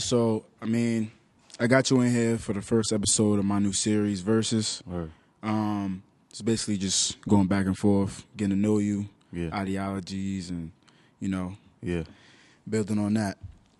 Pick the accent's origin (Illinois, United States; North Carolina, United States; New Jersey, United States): New Jersey, United States; Newark; Word, nah, I feel you. Because, I mean, I'm from Newark myself.